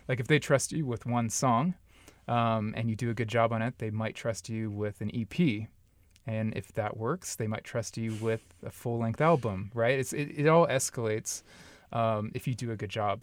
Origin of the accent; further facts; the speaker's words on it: Long Beach, California, United States; moved away as an adult; also born or lived in Upland, California / North Texas / Dallas, Texas; now in Omaha, United States; I'm actually from Southern California, like the L.A. Long Beach area